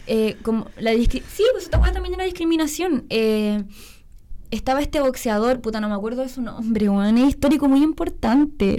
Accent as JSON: {"language": "Spanish", "town": "Iquique", "region": "Tarapacá", "country": "Chile", "tie": "born or raised there", "moved": "yes", "lives_now": "Santiago, Chile", "said": "no nací en Iquique, pero me criaron allá."}